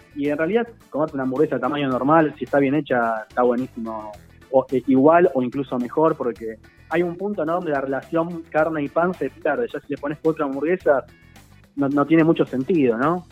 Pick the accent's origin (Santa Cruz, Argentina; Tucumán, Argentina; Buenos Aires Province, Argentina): Buenos Aires Province, Argentina; Lomas de Zamora; viví toda mi vida en Loma de Zamora